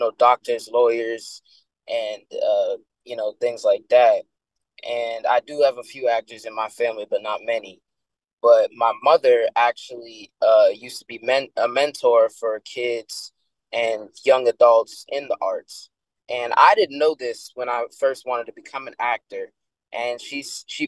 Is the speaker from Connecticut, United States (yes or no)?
yes; Connecticut, United States; I grew up in Connecticut. That's my home